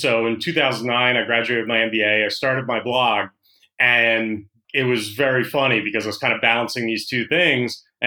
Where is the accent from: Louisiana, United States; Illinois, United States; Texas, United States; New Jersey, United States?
New Jersey, United States; moved away as an adult; also born or lived in Philadelphia, Pennsylvania / Hollywood, California; I was born in Philadelphia, raised in South Jersey